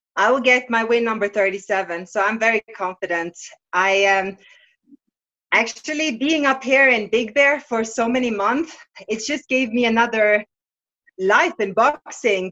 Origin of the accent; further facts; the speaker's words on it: Bergen, Vestland, Norway; my hometown Bergen in Norway